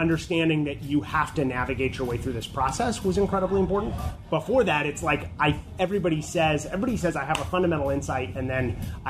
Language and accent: English; California, United States; what we thought was, well, we're from California.